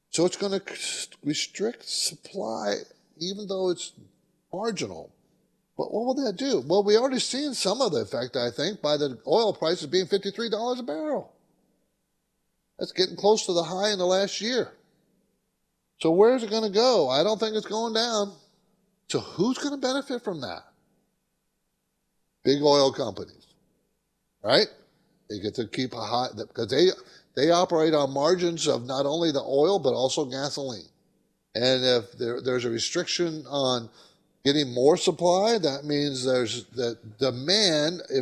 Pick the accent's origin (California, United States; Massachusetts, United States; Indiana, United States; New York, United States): California, United States; San Diego; You know, I grew up in San Diego. People don't know that, but my dad was in the Navy and stationed in San Diego.